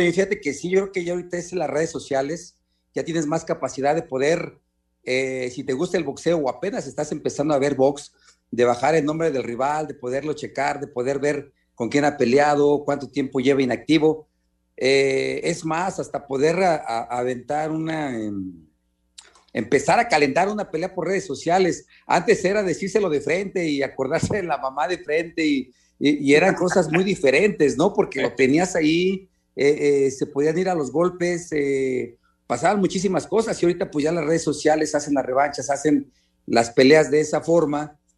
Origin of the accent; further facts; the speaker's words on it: Mexico; no le gusta mucho el intercambio de golpe como buen mexicano, como estamos acostumbrados